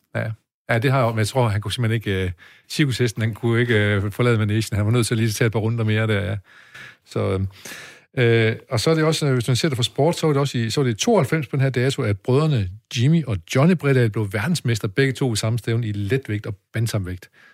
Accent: Denmark; oppe i høj, hvor jeg er vokset op

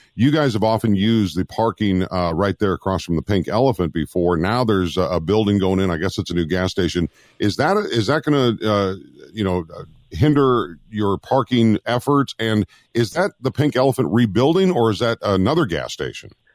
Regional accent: Minnesota, United States; moved away; I grew up in Minnesota in my younger years

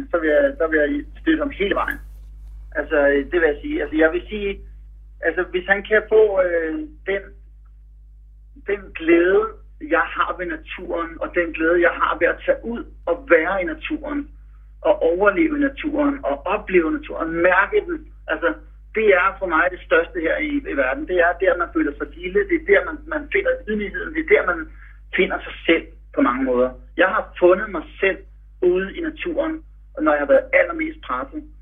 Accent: Denmark; vi er fire danskere.

